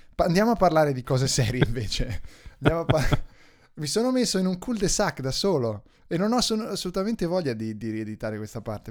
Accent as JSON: {"language": "Italian", "region": "central Italy", "country": "Italy", "said": "vengo dall'unica città centrale dell'Italia centrale"}